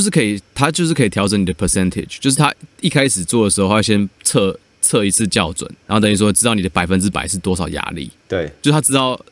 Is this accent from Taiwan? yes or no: yes; Taiwan; now in United States; 一个台湾人，因为我是，我们诊所唯一的外国人嘛